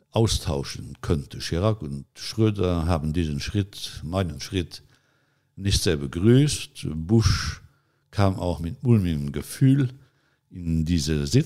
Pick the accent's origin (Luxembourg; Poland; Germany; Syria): Luxembourg; dass man als Luxemburger, als kleiner Luxemburger im Gespräch mit den Großen der Welt größere Ohren braucht als die großen Staatenlenker.